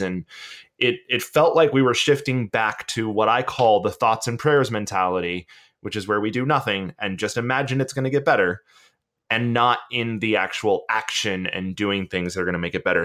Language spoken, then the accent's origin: English; Georgia, United States; I'm from Georgia. I grew up in the woods